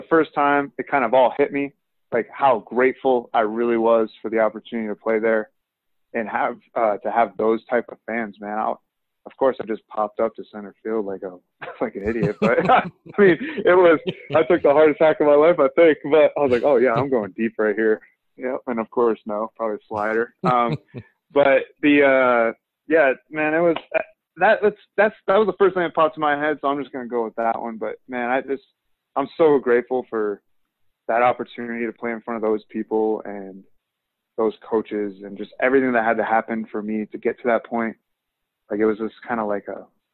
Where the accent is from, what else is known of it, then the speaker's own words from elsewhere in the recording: Rhode Island, United States; I'm from Rhode Island